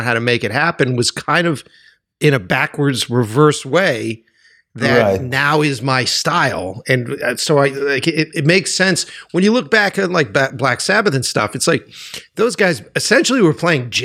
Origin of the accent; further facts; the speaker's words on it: Boston, Massachusetts, United States; moved away as an adult; now in Los Angeles, United States; I didn't grow up here in Los Angeles. I grew up in Boston